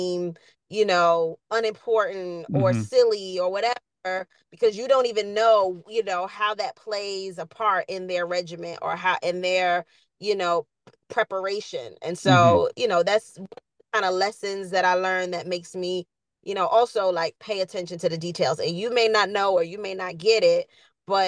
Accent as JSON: {"language": "English", "town": "New York City", "region": "New York", "country": "United States", "tie": "born or raised there", "said": "I'm from Queens. You know, I grew up in an inner city."}